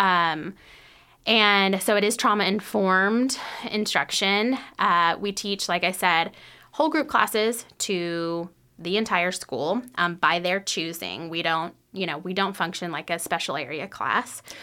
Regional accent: North Texas, United States; moved away as an adult; now in Lexington, United States; I grew up in North Texas.

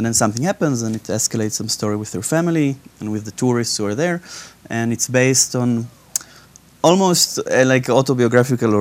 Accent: Israel; now in United Kingdom; I'm originally from Israel, but now I'm based in the UK.

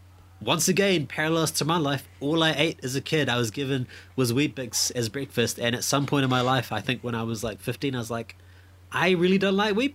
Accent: Fiji; now in New Zealand; Growing up Indian, we're from Fiji, and I guess when you're in Fiji, crabs are more readily available than they are in New Zealand.

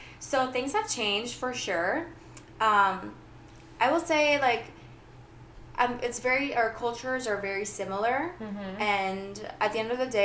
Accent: Greece; now in United States; I grew up in Greece

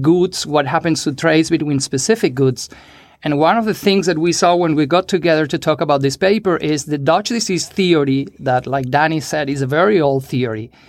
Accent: Venezuela; we are from Venezuela.

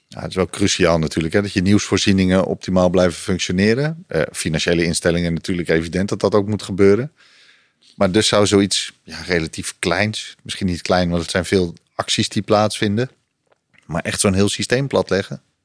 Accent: Netherlands; als Nederlander

